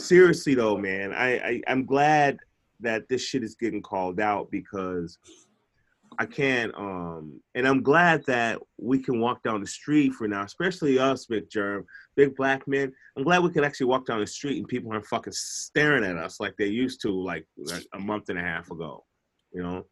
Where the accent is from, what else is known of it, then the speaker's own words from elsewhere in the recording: Chicago, Illinois, United States; I'm from Chicago.